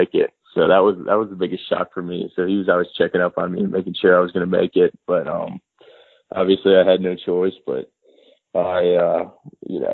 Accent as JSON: {"language": "English", "region": "Minnesota", "country": "United States", "tie": "born or raised there", "also_born_or_lived": "Hattiesburg, Mississippi", "moved": "as an adult", "said": "Growing up in Minnesota"}